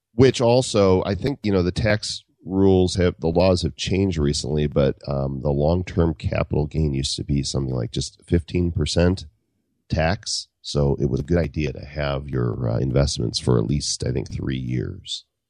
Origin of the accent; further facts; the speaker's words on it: Chicago, Illinois, United States; moved away; I'm from the Midwest. I'm from Chicago area, and, and I left there